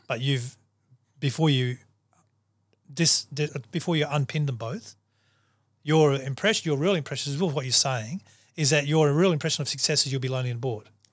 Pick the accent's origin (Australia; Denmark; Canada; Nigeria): Australia; I'm a human first before I'm a Aussie